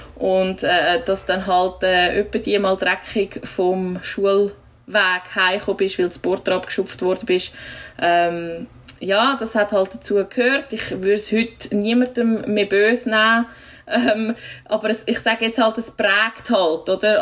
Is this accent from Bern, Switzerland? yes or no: no; village near Einsiedeln, Schwyz, Switzerland; ich wohne zwar wieder äh, im Nebendorf, wo ich aufgewachsen bin